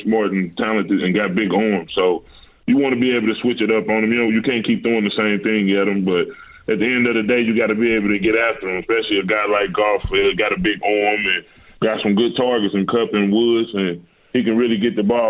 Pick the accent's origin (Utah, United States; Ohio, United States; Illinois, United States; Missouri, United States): Missouri, United States; St. Louis; being from St. Louis and growing up in St. Louis